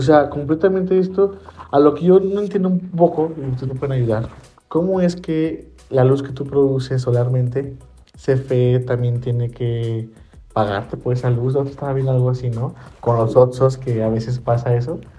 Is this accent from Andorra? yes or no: no; León, Guanajuato, Mexico; aquí somos de Guanajuato, León